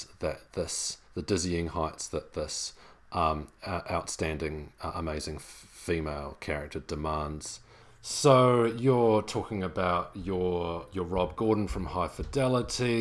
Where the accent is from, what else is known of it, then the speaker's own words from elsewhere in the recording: New Zealand; I'm obviously from New Zealand